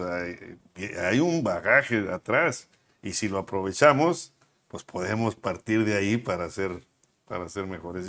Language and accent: Spanish; Monterrey, Nuevo León, Mexico; nací aquí en Monterrey, con mis papás también nacidos en Monterrey